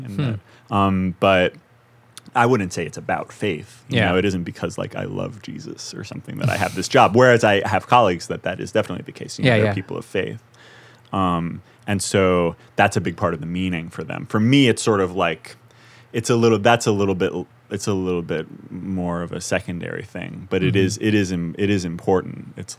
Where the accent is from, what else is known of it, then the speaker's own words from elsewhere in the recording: New York City, New York, United States; My dad never lived anywhere else in his life, you know.